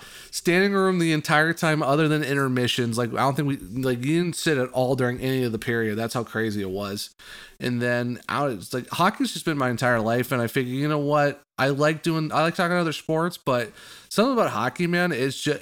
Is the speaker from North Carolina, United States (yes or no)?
no; Northeast Ohio, United States; I'm from Northeast Ohio